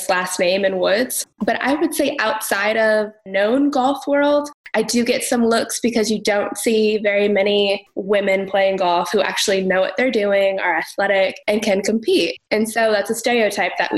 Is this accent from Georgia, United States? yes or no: no; Phoenix, Arizona, United States; a brown girl growing up in Phoenix